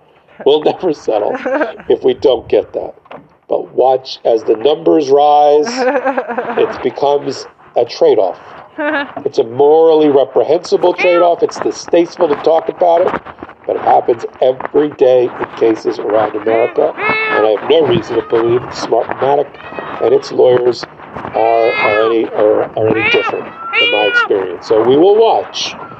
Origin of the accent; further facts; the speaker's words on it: New York, United States; Or are you in my home state of New York, where if you file a case, you may not see the inside of a courtroom for a trial for 5 to 10 years?